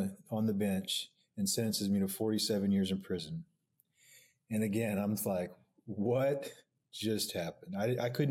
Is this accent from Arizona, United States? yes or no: no; Oklahoma City, Oklahoma, United States; I grew up here in Oklahoma City, Northwest OKC